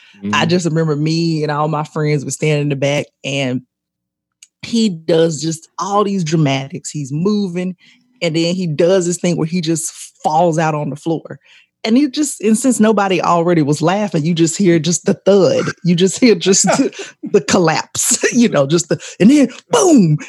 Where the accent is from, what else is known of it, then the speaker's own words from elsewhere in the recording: Columbus, Georgia, United States; also born or lived in Atlanta, Georgia; I grew up in Columbus, but I uh, Columbus, Georgia